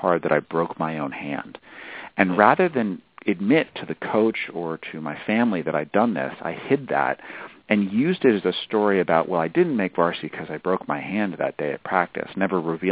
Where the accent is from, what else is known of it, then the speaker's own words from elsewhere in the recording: New Hampshire, United States; I'm from New Hampshire, which is where I grew up